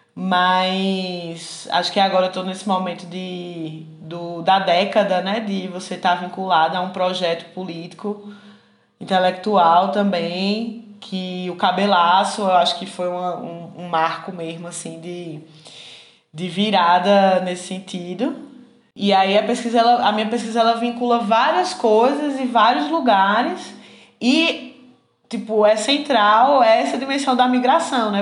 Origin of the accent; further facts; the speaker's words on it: Garanhuns, Pernambuco, Brazil; moved away as an adult; also born or lived in Recife, Brazil; now in Minas Gerais, Brazil; Nasci com minha família situada em Garanhuns, né? Em, em pleno, no auge dos anos 90